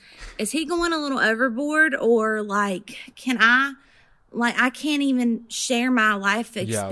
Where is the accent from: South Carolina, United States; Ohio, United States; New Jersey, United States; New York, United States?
South Carolina, United States; I'm from South Carolina.